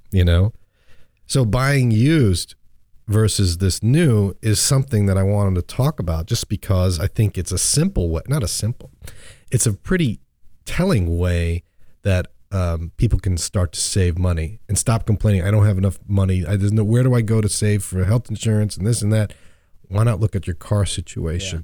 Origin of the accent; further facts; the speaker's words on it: New York and Long Island, United States; I grew up in New York and Long Island